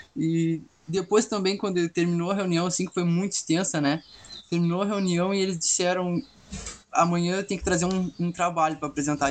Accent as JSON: {"language": "Portuguese", "town": "Pelotas", "region": "Rio Grande do Sul", "country": "Brazil", "said": "Eu sou de Pelotas, eu tenho 19 anos"}